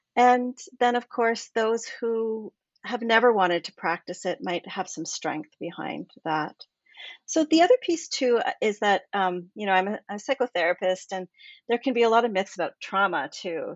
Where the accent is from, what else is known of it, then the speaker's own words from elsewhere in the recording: Canada; I'm from Canada